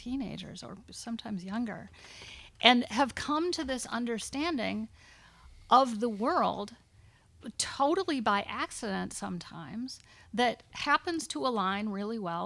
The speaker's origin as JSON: {"language": "English", "country": "United States", "tie": "born or raised there", "said": "a woman growing up in America"}